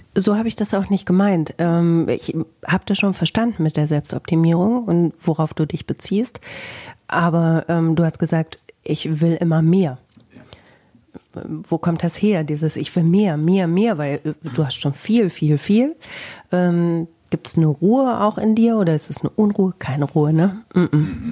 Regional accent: Bielefeld, North Rhine-Westphalia, Germany

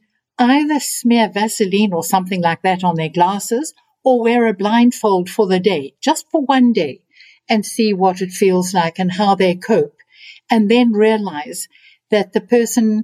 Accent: South Africa; being a South African

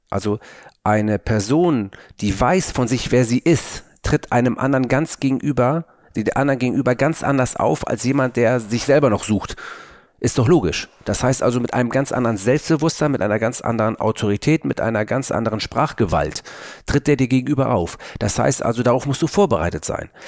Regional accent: Hamburg, Germany; bei uns in Hamburg

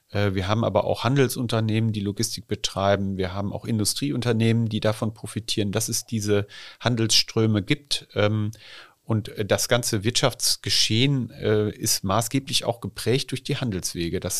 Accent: Nordhorn, Lower Saxony, Germany; Ich bin äh, in Nordhorn äh, geboren, fünf

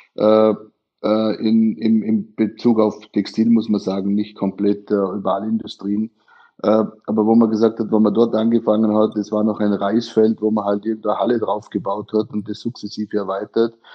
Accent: Austria; moved away as an adult; also born or lived in Guangdong, China; now in China; heutigen Tag genau vor 23 Jahren bin ich aus Österreich ausgezogen

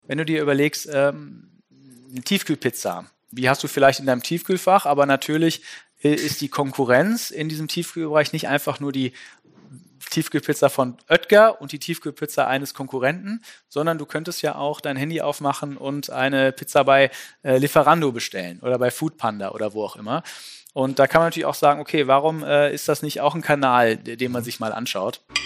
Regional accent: Düsseldorf, North Rhine-Westphalia, Germany; ich als Düsseldorfer

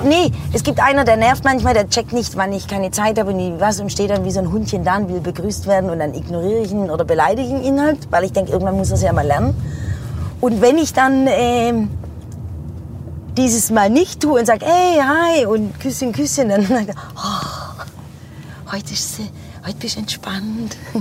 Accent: Heilbronn, Baden-Württemberg, Germany; in die Frankfurter Straße, wo ich aufgewachsen bin

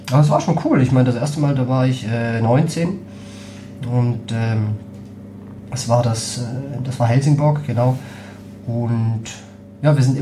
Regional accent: St. Gallen, Switzerland; moved away as an adult; also born or lived in Geneva; now in Hamburg, Germany; Und ich komme aus St. Gallen, also das heißt, ich habe in Genf ge gewohnt und irgendwie war mir nach was Neuem.

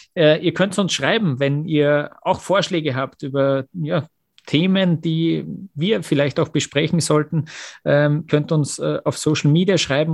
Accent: Austria; als Österreicher

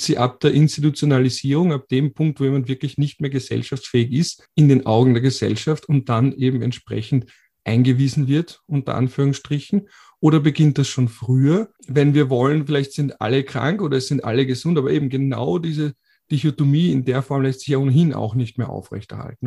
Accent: Austria; Bei uns in Österreich

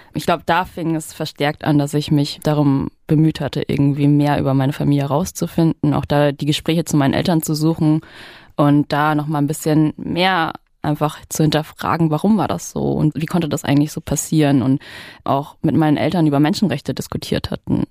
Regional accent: Saxony, Germany; wenn Sachsen ein Slum ist, dann komme ich aus dem Slum

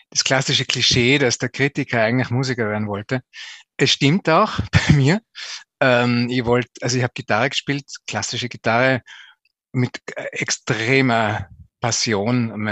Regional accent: Zell am Ziller, Tyrol, Austria; Ja, ich bin aufgewachsen in Zell am Ziller, im Zillertal. Bin dort in die Volksschule noch gegangen

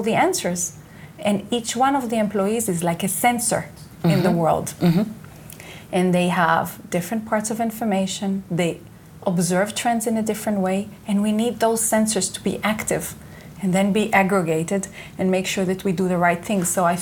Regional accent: Israel; English is a second language; moved away as an adult; I was born and raised here in Israel.

